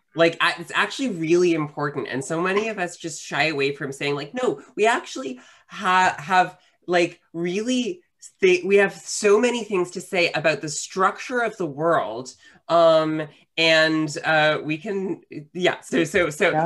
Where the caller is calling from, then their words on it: New York City, New York, United States; I am uh, calling from uh, Queens, New York